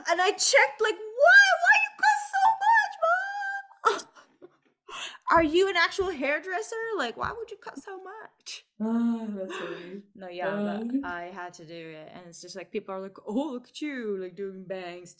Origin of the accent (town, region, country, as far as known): Macau; born or raised there